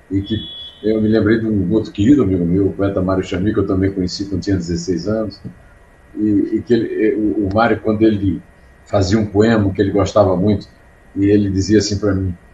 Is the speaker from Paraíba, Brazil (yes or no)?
yes; Uiraúna, Paraíba, Brazil; first language Portuguese; moved away; also born or lived in Campina Grande; É, em Uiraúna, onde eu nasci, que era distrito de Antenor Navarro